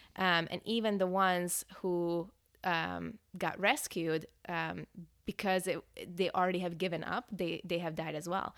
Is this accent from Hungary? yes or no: yes; Hungary; English is a second language; now in Northern California, United States; I was born and raised in Hungary, um, Europe.